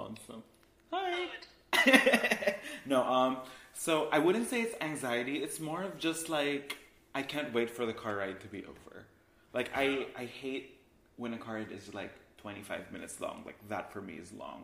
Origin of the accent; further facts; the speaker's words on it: Philippines; moved away as an adult; also born or lived in Manila, Philippines; now in Los Angeles, United States; I grew up in the Philippines. I grew up in a very tropical country where it's very hot and it's very humid